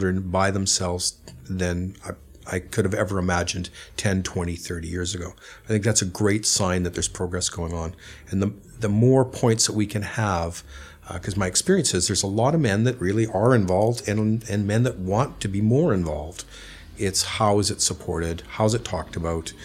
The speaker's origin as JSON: {"language": "English", "country": "Canada", "moved": "yes", "lives_now": "London, United Kingdom", "said": "I'm Canadian, and in Canada, there's a longer parental leave for a child's birth"}